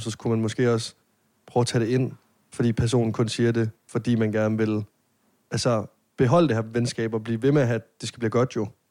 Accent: Denmark; hjemme i Jylland

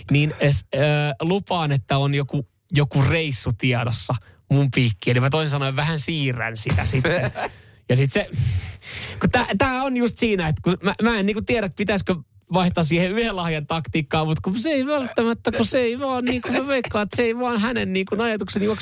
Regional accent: Vantaa, Uusimaa, Finland; Kato Länsi-Vantaa, Martin Laakso, mistä mä oon kotoisin.

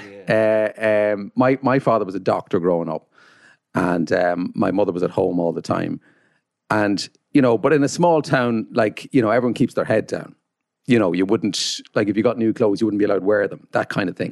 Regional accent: Carrickmacross, County Monaghan, Ireland; I come from Carrickmacross, County Monaghan.

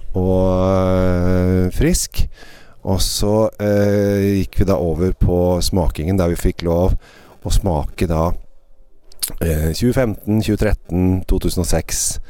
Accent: Norway; hjemme i Norge

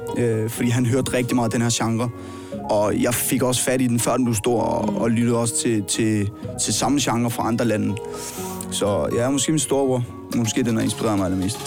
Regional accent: Roskilde, Zealand, Denmark; jeg er fra Roskilde her på Sjælland

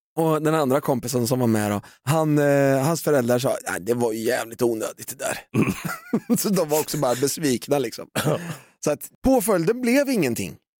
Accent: Valdemarsvik, Östergötland, Sweden; also born or lived in Norrköping; vi är från Valdemarsvik

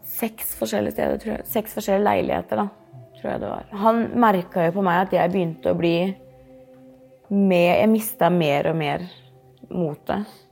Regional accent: Norway; jeg er jo ikke herifra engang. Jeg er jo fra Norge

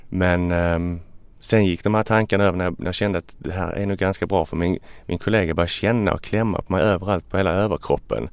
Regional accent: Ystad, Skåne, Sweden; now in Stockholm, Sweden; Jag är från Ystad, ligger längst ner

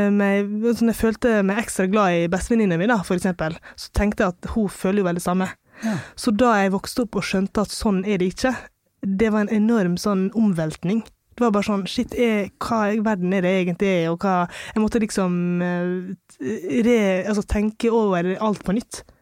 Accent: Longva, Møre og Romsdal, Norway; also born or lived in India; Jeg kommer fra India, altså en by som hadde 14 millioner innbyggere, til Longva, som er 500 innbyggere. Og det var jo klart at eh, jeg var den første brune på øya.

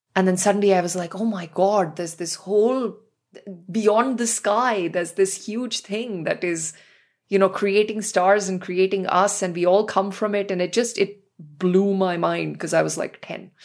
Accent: New Delhi, Delhi, India; growing up in New Delhi.

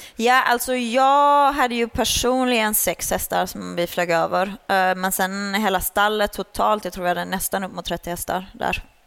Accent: Sweden; moved away as an adult; now in Netherlands; jag red ju ponny uh, junior uh, hemma i Sverige. Sen flyttade jag utomlands när jag var 19

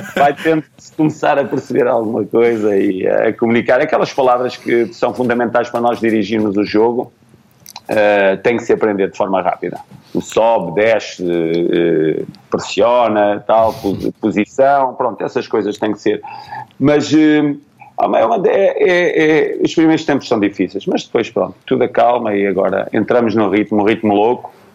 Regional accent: Portugal; moved away as an adult; foi a primeira vez que eu saí de Portugal

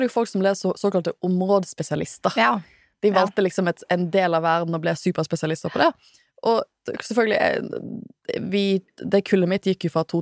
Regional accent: Trøndelag, Norway; Som jeg er fra Trøndelag.

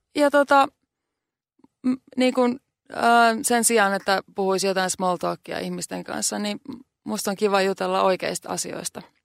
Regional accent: Finland; now in New York, United States; mä oon Suomesta

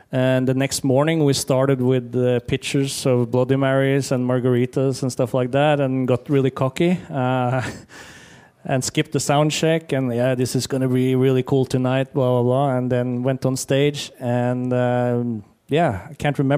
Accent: Ukraine; English is a second language; I'm from Ukraine

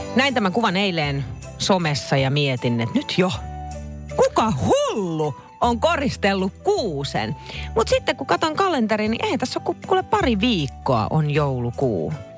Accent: Finland; me ollaan Suomesta

